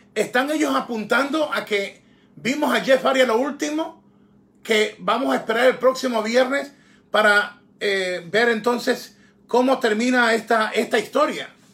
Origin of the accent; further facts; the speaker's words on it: Guayaquil, Guayas, Ecuador; moved away; para mi tierra, para Guayaquil